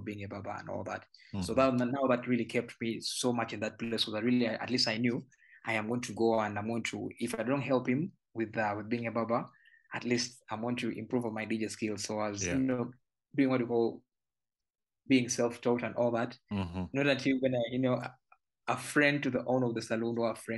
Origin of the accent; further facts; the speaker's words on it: Kampala, Central Region, Uganda; I was born and raised in Naguru